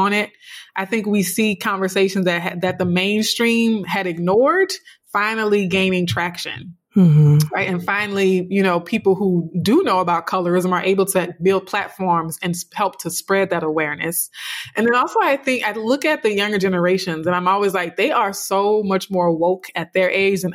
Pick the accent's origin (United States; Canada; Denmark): United States; South Louisiana; a dark-skinned, you know, Black girl growing up in South Louisiana